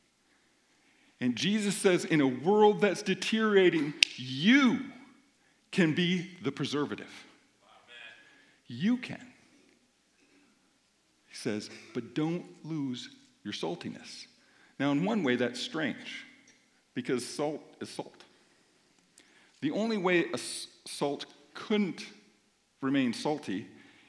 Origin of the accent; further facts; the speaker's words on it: Minnesota, United States; I'm from Minnesota